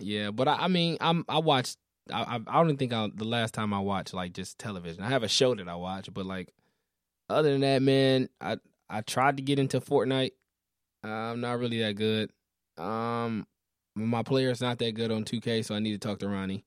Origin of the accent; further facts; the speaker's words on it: Detroit, Michigan, United States; I'm from all the way east Detroit